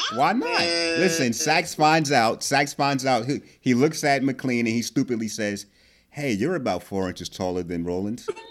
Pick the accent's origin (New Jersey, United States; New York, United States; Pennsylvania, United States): New Jersey, United States; I'm from Jersey